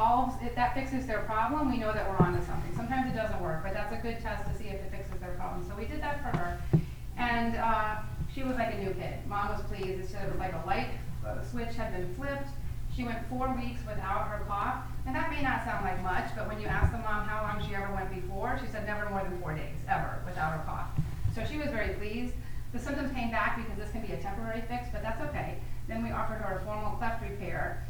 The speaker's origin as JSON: {"language": "English", "town": "New Orleans", "region": "Louisiana", "country": "United States", "said": "I'm from New Orleans"}